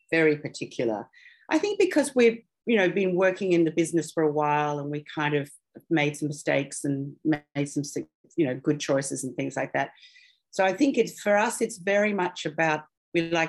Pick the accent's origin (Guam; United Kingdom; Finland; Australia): Australia; Tony and I are obviously Australian